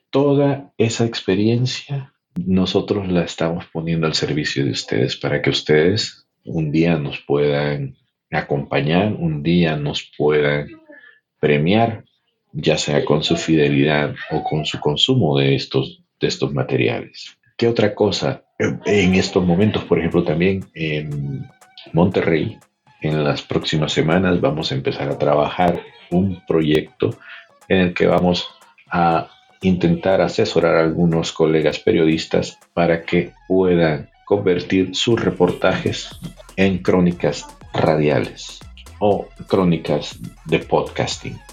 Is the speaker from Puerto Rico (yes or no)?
no; El Salvador; born or raised there; moved away as an adult; now in United States